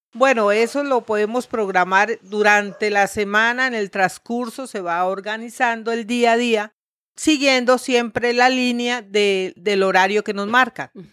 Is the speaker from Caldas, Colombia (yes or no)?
no; Bucaramanga, Santander, Colombia; moved away as an adult; also born or lived in Santa Marta; yo nací aquí en Bucaramanga, me crié aquí en Bucaramanga